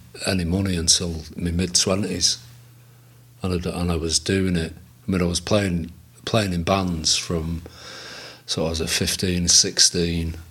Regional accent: Manchester, North West England, United Kingdom; I lived in Chorlton. I was born and bred in Chorlton.

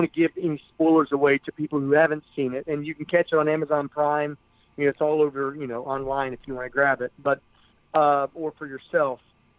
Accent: West Virginia, United States; my home state of West Virginia.

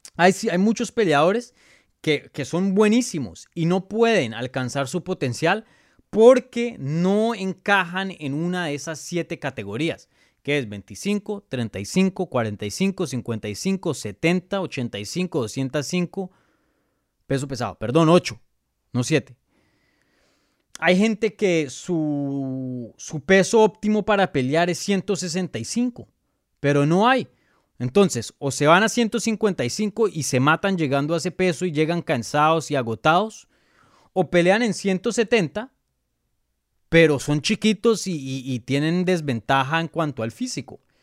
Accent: Colombia; first language Spanish; moved away; mi primer idioma es español, soy colombiano, nací en Colombia, mis papás son de Colombia

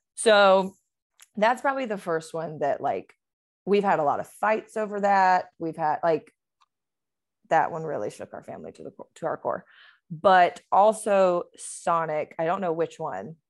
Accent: Georgia, United States; accent: Southern; now in Los Angeles, United States; I am from Georgia, so there will be an accent coming out of me at some point

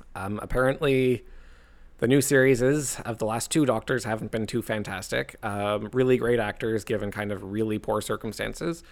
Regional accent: Canada; I'm Canadian

